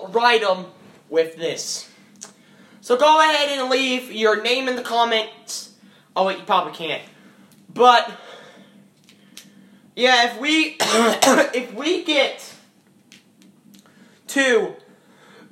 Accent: United States; I'm American

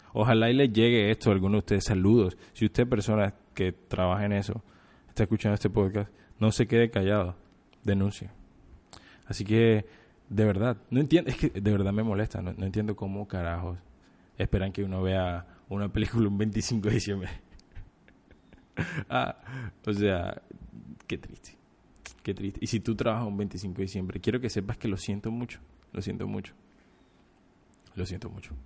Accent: Colombia; nuestro hermoso país, de nuestra hermosa patria

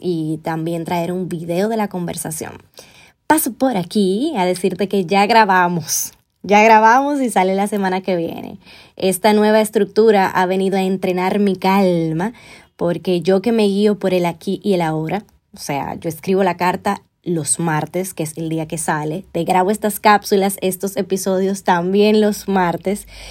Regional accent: Dominican Republic; also born or lived in Spain; regresar con él a República Dominicana

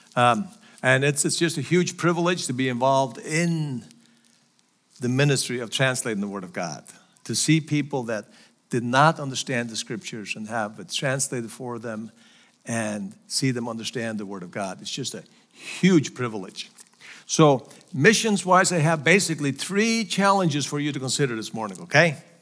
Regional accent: Faroe Islands; English is a second language; moved away as an adult; also born or lived in United States; So, so Faroes are still part of Denmark. And that's where I was born and raised

